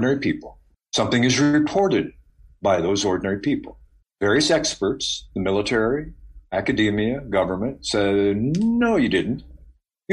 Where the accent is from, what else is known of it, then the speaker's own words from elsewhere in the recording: Ohio, United States; when I was a kid growing up in Ohio